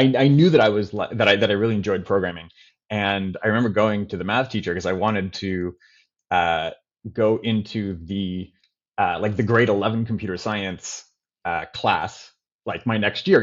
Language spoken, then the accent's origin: English; Toronto, Ontario, Canada; I grew up in Toronto, and I had a normal Canadian upbringing